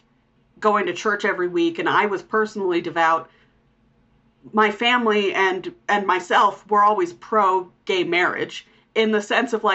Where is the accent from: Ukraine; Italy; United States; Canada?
United States; Utah; growing up in Utah